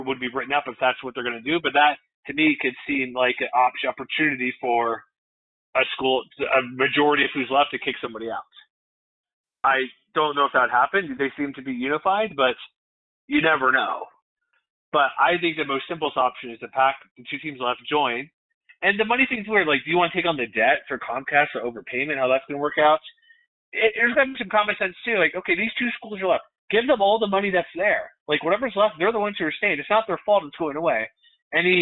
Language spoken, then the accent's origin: English; Texas, United States; I'm from Texas, like, I see nothing, just flat everywhere